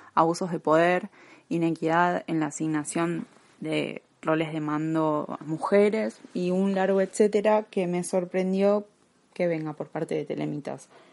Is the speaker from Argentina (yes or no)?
yes; Argentina; como argentina